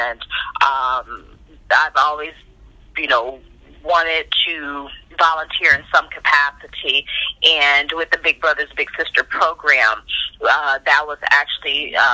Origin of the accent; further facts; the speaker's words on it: Highland Hills, Ohio, United States; moved away; also born or lived in Warrensville Heights, Ohio / Atlanta; I grew up, we were in Highland Hills, so not necessarily Warrensville, but we used the Warrensville school systems